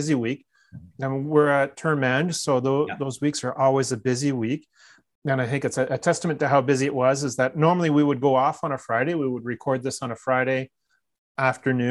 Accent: Newmarket, Ontario, Canada; out of Newmarket, Ontario, my hometown

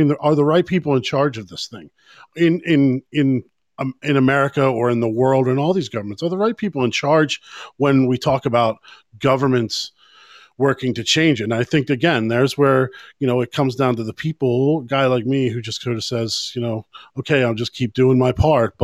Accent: United States; now in Ireland; I'm an American through and through who lives in Ireland

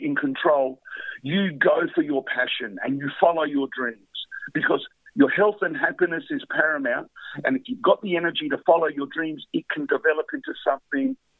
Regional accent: Adelaide, South Australia, Australia; I'm from Adelaide

